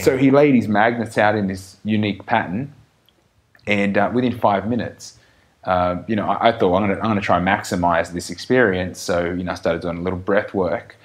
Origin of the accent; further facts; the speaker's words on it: Australia; we're still Australian